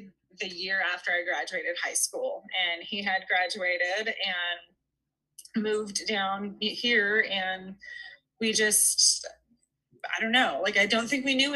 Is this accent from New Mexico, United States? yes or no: no; Tucson, Arizona, United States; I'm from Tucson